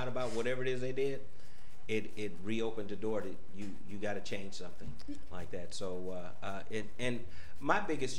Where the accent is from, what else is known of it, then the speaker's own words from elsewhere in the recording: Cleveland, Ohio, United States; I was born in Cleveland, Ohio